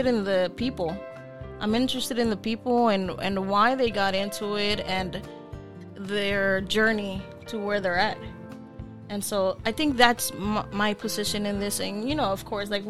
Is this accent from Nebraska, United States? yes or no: no; Los Angeles, California, United States; I'm from L.A., K-Town. Born and raised